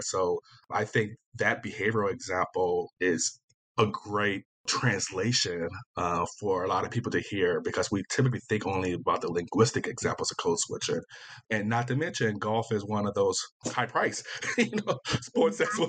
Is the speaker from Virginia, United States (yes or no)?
yes; Virginia, United States; I'm from Virginia, so I'm, you know, consider myself Southern as well